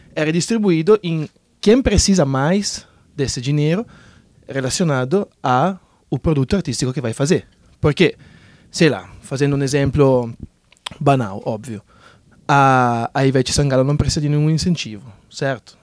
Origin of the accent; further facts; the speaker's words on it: Italy; now in Brazil; eu, por exemplo, sou italiano